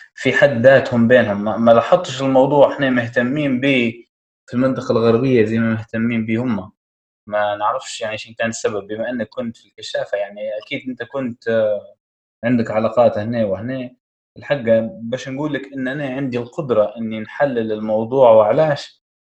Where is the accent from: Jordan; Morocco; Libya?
Libya; Tripoli, Tripoli District; احنا كسكان طرابلس